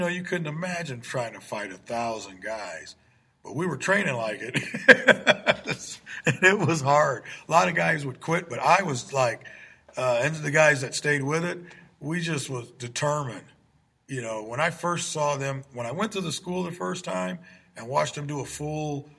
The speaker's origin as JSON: {"language": "English", "town": "Peoria", "region": "Illinois", "country": "United States", "tie": "born or raised there", "said": "I grew up in the Taft homes back in the 60s and part of the 70s"}